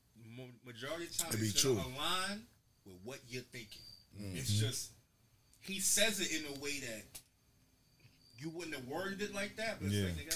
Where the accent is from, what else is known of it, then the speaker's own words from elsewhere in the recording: Philadelphia, Pennsylvania, United States; Born and raised in Philly.